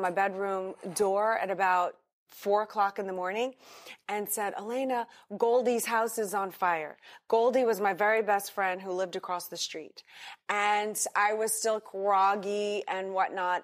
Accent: New Orleans, Louisiana, United States; also born or lived in Madrid, Spain; now in Miami, United States; I grew up in New Orleans, Louisiana

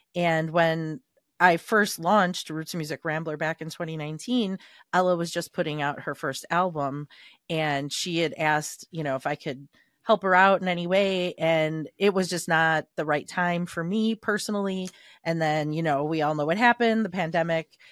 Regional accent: Chicago, Illinois, United States; we were raised in Little Italy in Chicago

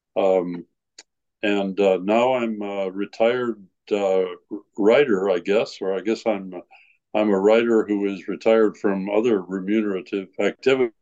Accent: Iowa, United States; moved away as an adult; also born or lived in Innsbruck, Austria / Chile; I'm from Iowa

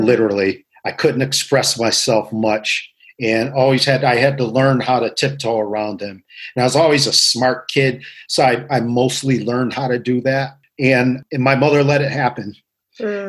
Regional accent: Waterbury, Connecticut, United States; I grew up in Waterbury, Connecticut. I was born here, lived all my life here.

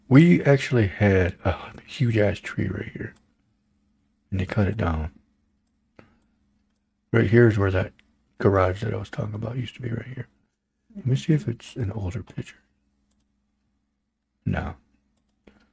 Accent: Holland, Michigan, United States; growing up in Holland

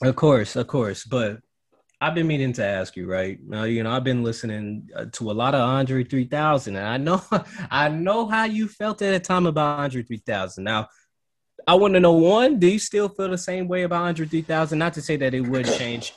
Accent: Cleveland, Ohio, United States; I'm from Cleveland

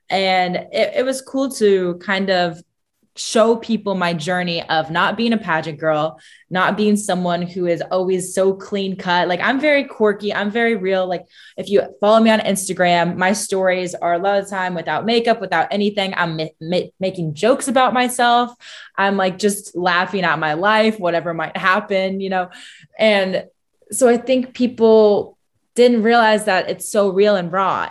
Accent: Indiana, United States; growing up in Indiana

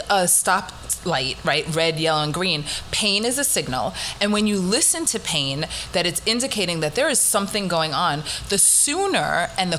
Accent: Massapequa Park, New York, United States; moved away; also born or lived in Riverdale, Bronx, New York; I actually grew up, I went to Farmingdale High School, but I grew up in Massapequa Park

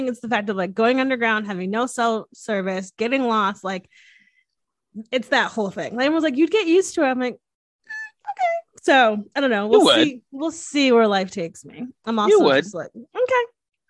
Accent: Northeast, United States; Oh yeah, I swear I can say. I'm from the Northeast. I swear I can freaking say.

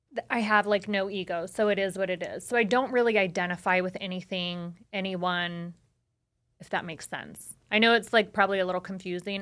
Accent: Las Vegas, Nevada, United States; being born and raised in Vegas

